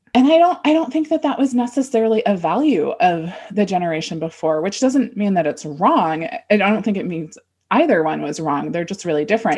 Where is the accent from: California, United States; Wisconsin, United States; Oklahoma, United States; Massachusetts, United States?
California, United States; Southern; we're from Southern California